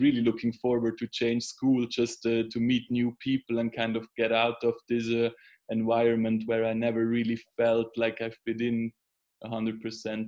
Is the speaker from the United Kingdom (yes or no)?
no; Switzerland; growing up in Switzerland